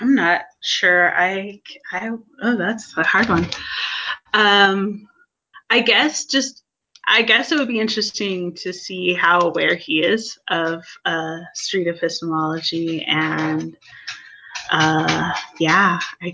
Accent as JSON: {"language": "English", "region": "Pacific Northwest", "country": "United States", "moved": "yes", "said": "I am originally from the Pacific Northwest"}